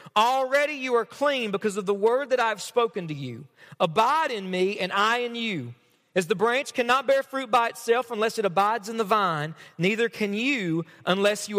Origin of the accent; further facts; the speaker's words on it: Knott County, Kentucky, United States; I'm from Knott County, all right? I'm from around here.